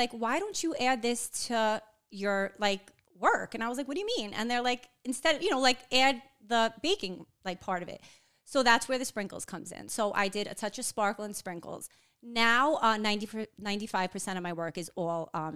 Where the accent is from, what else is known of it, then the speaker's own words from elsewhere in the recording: New York City, New York, United States; I'm from Whitestone, Queens